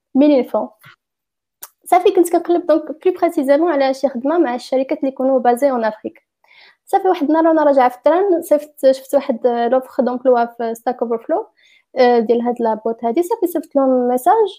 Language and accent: Arabic; Fez, Fès-Meknès, Morocco; moved away as an adult; also born or lived in Rabat; now in Berlin, Germany; انا مش زديت فاس ولكن كبرت في فاس وقريت قريت عادي في المغرب